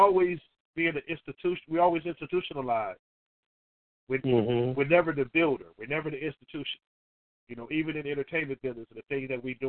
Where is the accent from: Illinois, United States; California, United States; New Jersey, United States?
California, United States; Oakland; I grew up in Oakland